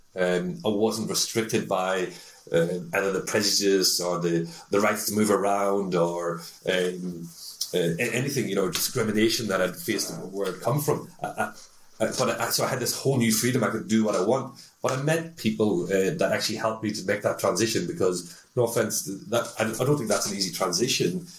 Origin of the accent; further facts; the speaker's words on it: Northern Ireland, United Kingdom; also born or lived in Newcastle upon Tyne, England; now in Denmark; I'm an Irishman, come from the north of Ireland.